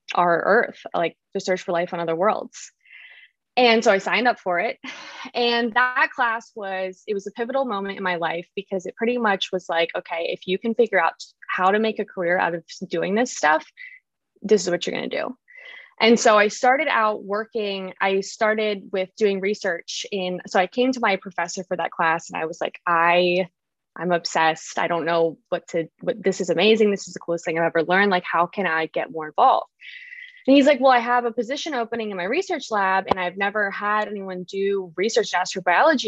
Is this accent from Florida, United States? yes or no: no; Salisbury, Maryland, United States; moved away as an adult; now in Los Angeles, United States; I grew up in the Eastern Shore of Maryland in a really small town, rural community, Salisbury, Maryland.